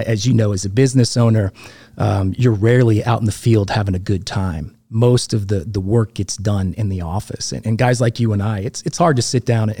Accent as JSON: {"language": "English", "town": "Valparaiso", "region": "Florida", "country": "United States", "tie": "born there", "said": "Yeah, I was born in Valparaiso, which is just outside of Eglin Air Force Base."}